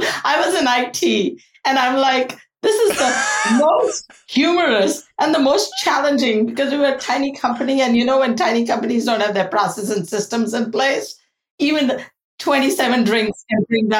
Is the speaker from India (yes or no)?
yes; India; now in United States; Because I grew up and I was born in India, where I saw a huge economic diversity